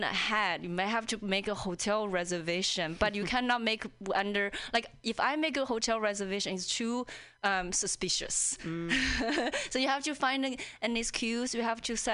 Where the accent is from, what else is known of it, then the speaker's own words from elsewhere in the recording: China; English is a second language; moved away as an adult; also born or lived in Indiana, United States; now in Seattle, United States; I'm an outsider, you know, whether when I was in China